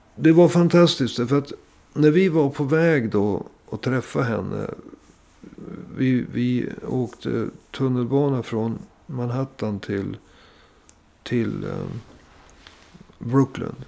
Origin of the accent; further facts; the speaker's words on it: Sweden; vi, vi kom från Sverige